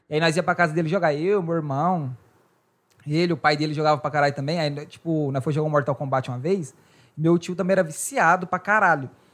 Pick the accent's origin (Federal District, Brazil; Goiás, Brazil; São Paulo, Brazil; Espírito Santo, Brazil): Goiás, Brazil; moved away; Goiás, né, que de onde eu sou